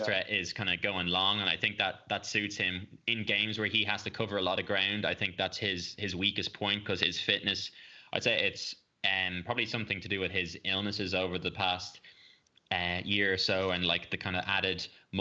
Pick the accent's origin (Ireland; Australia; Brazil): Ireland; as an Irish fan